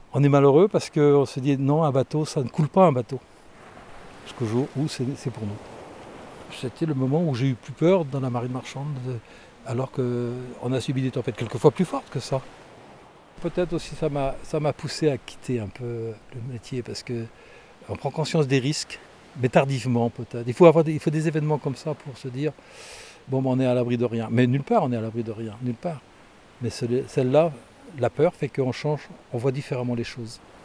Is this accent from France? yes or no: yes; Brittany, France; Quand on est breton, on en est à 80% marin.